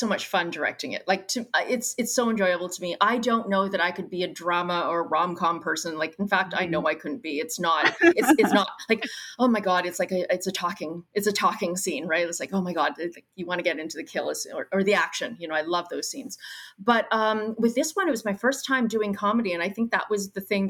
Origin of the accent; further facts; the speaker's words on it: Brandon, Manitoba, Canada; But I'm from Brandon, Manitoba. So that's like 2 hours outside of where we shot, which is Winnipeg